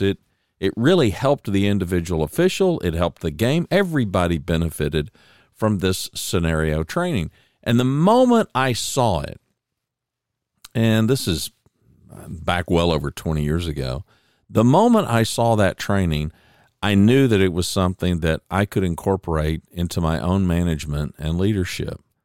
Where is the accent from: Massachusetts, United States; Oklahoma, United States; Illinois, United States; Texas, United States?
Oklahoma, United States; I was born in Oklahoma